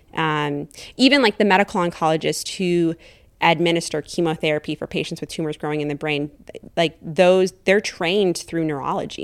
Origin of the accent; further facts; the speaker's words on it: Janesville, Wisconsin, United States; moved away as an adult; also born or lived in Saint Louis, Missouri / Madison, Wisconsin; I grew, was born and raised in Janesville, Wisconsin, southern Wisconsin